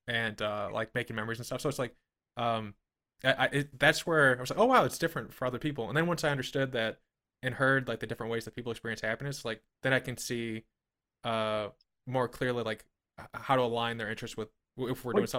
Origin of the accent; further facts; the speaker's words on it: Midwest, United States; I'm from the Midwest